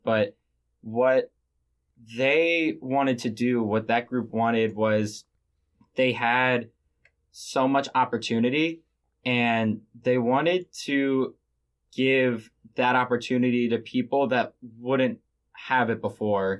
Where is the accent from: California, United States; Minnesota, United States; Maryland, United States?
Maryland, United States; Baltimore; I'm from Baltimore, Maryland